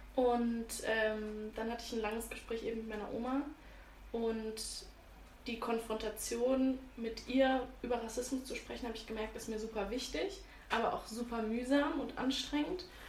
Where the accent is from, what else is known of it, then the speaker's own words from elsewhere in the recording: Freiburg, Baden-Württemberg, Germany; ich komme ja auch aus Freiburg, aus einer kleinen Stadt